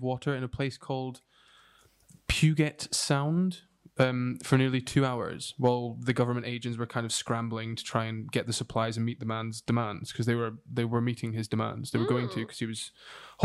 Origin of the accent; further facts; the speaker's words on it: United Kingdom; we are British